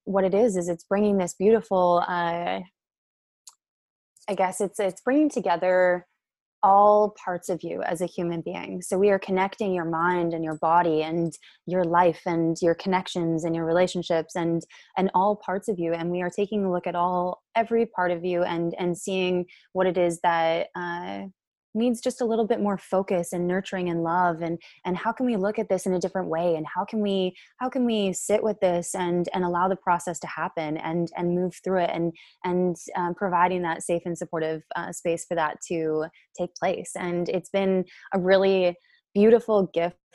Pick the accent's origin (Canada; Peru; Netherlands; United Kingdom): Canada; Calgary, Alberta; originally I am born and raised in Calgary